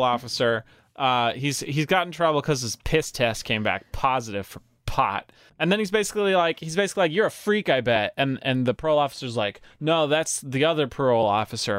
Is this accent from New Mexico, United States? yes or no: yes; New Mexico, United States; We're from New Mexico, and we speak so much Spanish